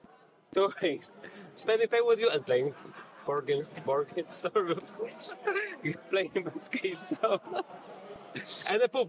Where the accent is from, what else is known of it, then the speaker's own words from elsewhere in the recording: Poznań, Greater Poland, Poland; my Instagram is …. I'm from Poznań, Poland.